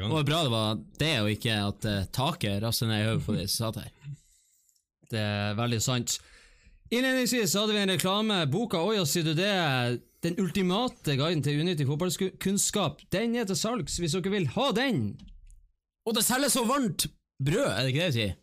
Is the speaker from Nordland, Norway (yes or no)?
yes; Bodø, Nordland, Norway; Vi er jo fra Bodø